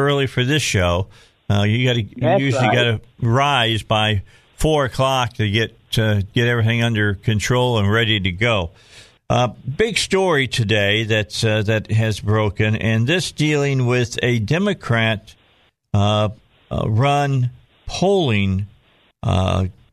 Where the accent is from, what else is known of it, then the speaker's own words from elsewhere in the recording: outside of Chicago, Illinois, United States; I grew up outside of Chicago.